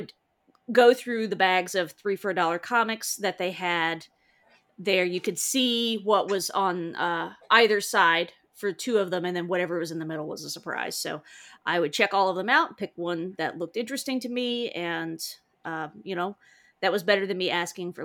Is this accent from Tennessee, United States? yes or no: yes; East Tennessee, United States; I am from a little tiny town in East Tennessee, where it takes about 10 years, 5 to 10 years for culture to hit my tiny town